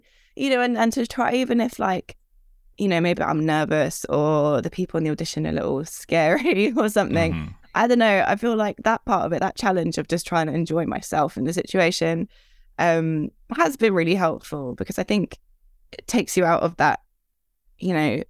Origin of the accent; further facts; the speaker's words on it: Redhill, South East England, United Kingdom; from Red Hill